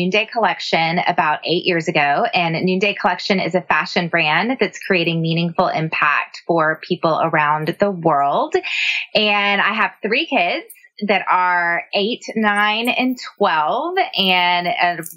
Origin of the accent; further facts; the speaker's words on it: San Antonio, Texas, United States; also born or lived in Austin, Texas; I grew up in San Antonio